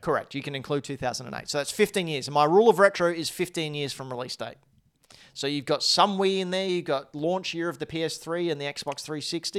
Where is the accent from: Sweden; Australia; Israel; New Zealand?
Australia; Say g'day, Cobber, 'cause we're Australian, mate